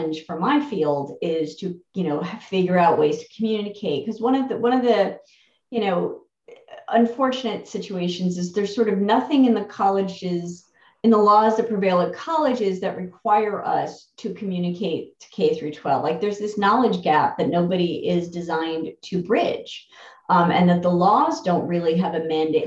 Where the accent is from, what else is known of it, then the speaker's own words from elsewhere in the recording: New Jersey, United States; I'm from New Jersey